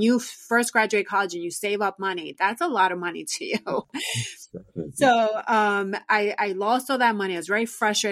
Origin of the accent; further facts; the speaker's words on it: New York City, New York, United States; I was born and raised in New York City